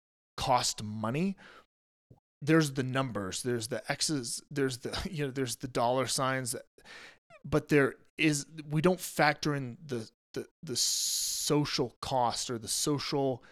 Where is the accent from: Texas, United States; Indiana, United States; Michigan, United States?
Michigan, United States; we're from Michigan